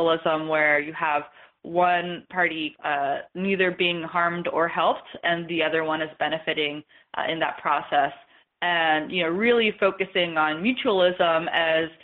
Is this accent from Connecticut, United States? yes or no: no; Salt Lake City, Utah, United States; I am originally from Salt Lake City, and I'm a first-generation American.